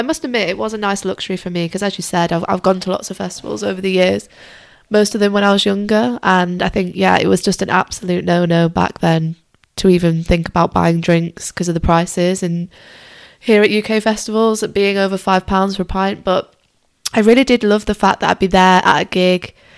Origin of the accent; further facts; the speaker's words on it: Lake District, Cumbria, North West England, United Kingdom; moved away; I'm originally from the Lake District, or if you want to be less posh, call it Cumbria.